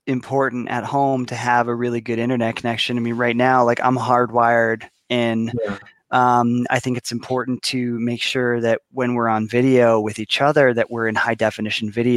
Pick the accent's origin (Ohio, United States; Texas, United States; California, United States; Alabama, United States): Ohio, United States; My home state